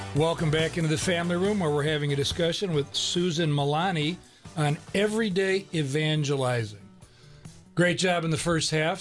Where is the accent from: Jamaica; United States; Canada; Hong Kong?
United States; the North; moved away; also born or lived in Birmingham; I grew up in the North